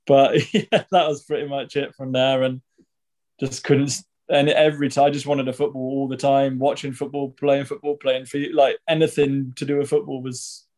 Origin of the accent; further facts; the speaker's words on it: Guernsey; Yeah. I was born in Guernsey.